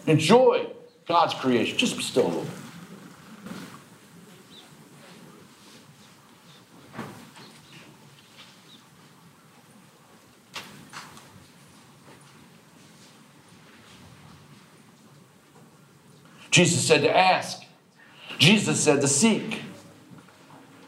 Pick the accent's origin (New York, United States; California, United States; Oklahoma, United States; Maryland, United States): Maryland, United States; Baltimore; I was born and raised in Baltimore